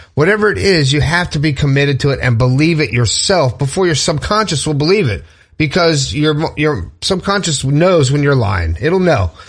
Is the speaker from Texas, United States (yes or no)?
no; Fort Lauderdale, Florida, United States; I grew up in Fort Lauderdale